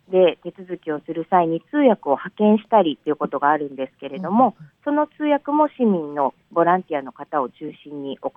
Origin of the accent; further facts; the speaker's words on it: Japan; 私も日本人として